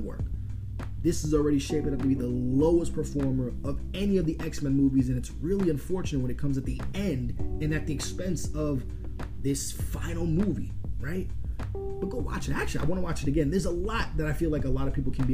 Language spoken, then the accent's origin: English; New York, United States; I'm a New Yorker